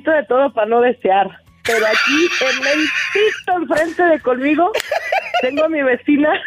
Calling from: Guadalajara, Jalisco, Mexico; del Merititito, Guadalajara, Jalisco.

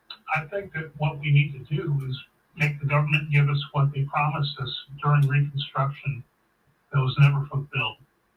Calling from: St. Louis, Missouri, United States

